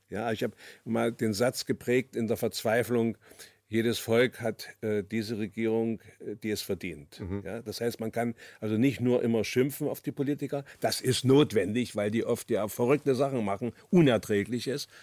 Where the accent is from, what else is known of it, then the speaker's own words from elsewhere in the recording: Germany; 1943, dann mit zwei Jahren in die DDR gekommen, dort aufgewachsen